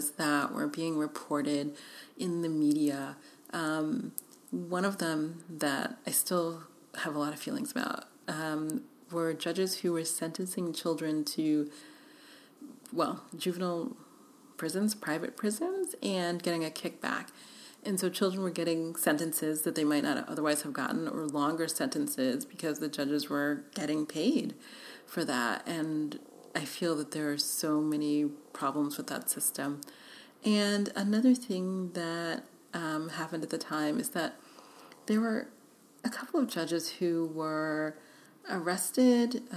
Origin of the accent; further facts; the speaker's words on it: New York City, New York, United States; moved away as an adult; also born or lived in Budapest; now in Los Angeles, United States; I grew up in New York City